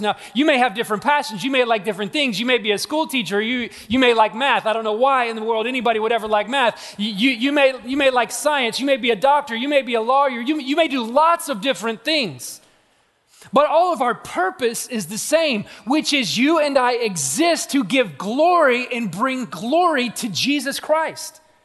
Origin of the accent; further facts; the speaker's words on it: Atlanta, Georgia, United States; I'm from Atlanta, Georgia